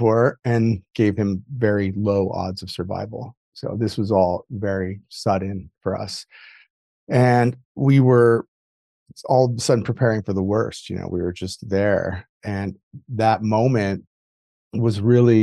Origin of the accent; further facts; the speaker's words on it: Midwest, United States; I grew up, I was raised in the Midwest